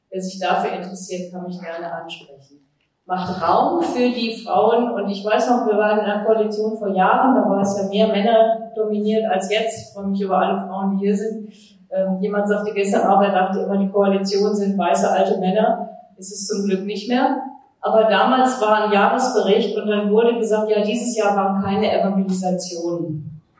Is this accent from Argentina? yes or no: yes; Argentina; now in Berlin, Germany; Ich komme aus Argentinien